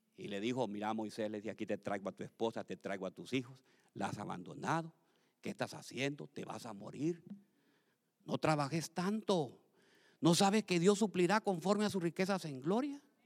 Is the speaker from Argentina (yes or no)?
no; Tegucigalpa, Francisco Morazán, Honduras; mi primera iglesia se llamaba la iglesia de la santidad, allá en Tegucigalpa, donde yo nací